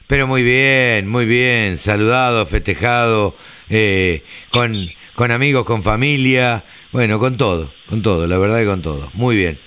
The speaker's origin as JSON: {"language": "Spanish", "region": "Buenos Aires", "country": "Argentina", "said": "los porteños somos tango"}